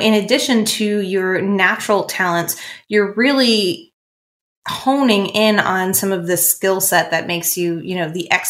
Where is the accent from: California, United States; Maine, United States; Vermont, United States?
Maine, United States; I'm from Maine, so I'm from the Northeast